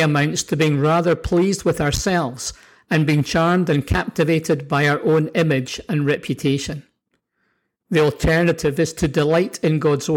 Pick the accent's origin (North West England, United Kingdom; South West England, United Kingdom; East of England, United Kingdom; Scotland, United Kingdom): Scotland, United Kingdom; also born or lived in New Zealand; now in Canada; growing up in Scotland